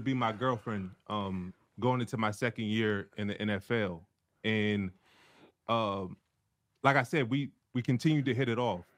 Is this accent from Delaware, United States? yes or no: yes; Delaware, United States; moved away as an adult; also born or lived in Cincinnati; we're both from Delaware